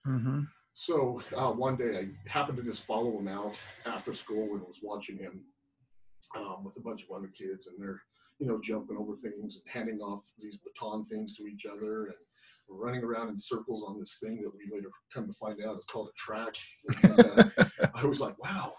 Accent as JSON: {"language": "English", "area": "Salt Lake City, Roy", "region": "Utah", "country": "United States", "tie": "born or raised there", "said": "about seventh grade, I moved from Salt Lake City. One of the times I was bouncing around, I had an opportunity to either go to another foster home or go live with my grandma Sadie up in Roy, Utah"}